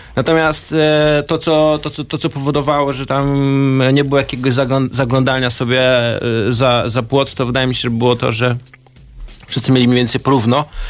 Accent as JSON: {"language": "Polish", "country": "Poland", "moved": "yes", "lives_now": "Warsaw, Poland", "said": "Ja sam pochodzę z prowincji"}